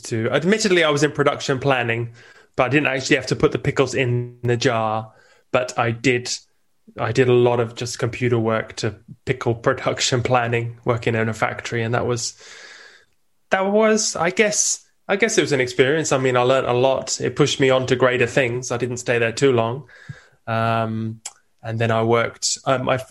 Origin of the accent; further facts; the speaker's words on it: England, United Kingdom; moved away as an adult; now in Italy; originally, I'm English. I'm an immigrant here in Italy